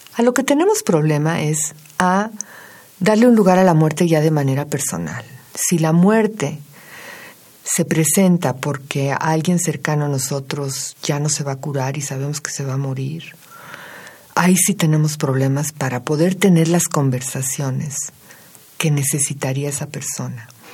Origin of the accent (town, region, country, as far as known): Mexico